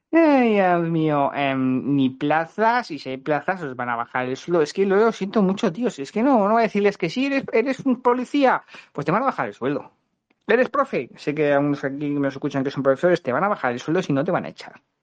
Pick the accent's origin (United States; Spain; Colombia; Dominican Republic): Spain; los españoles, mm, que somos los de Argentina de Europa